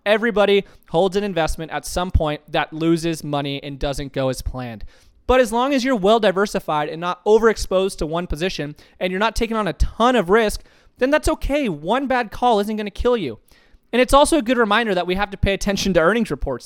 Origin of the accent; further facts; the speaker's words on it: Tucson, Arizona, United States; I grew up in Tucson, Arizona